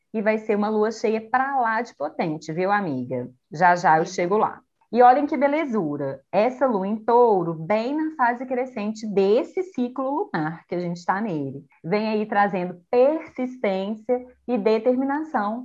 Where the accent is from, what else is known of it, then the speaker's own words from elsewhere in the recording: Brazil; a gente é brasileiro não desiste nunca